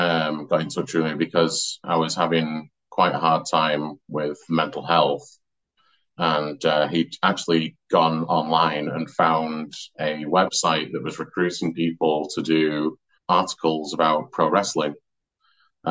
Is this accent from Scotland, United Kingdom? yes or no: no; Glossop, East Midlands, United Kingdom; also born or lived in Manchester; now in Oldham, United Kingdom; But I'm actually from Derbyshire. So So I'm from a town called Glossop, which is like halfway between Manchester and Sheffield